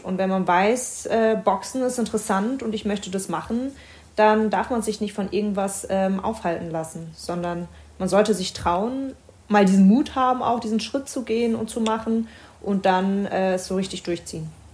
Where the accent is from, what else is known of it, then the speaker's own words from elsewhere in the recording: Berlin, Germany; Meine Familie kommt aus dem Libanon. Ich bin in Berlin geboren.